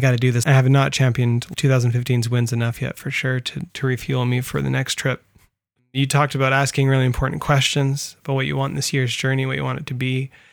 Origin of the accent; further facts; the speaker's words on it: California, United States; I grew up in California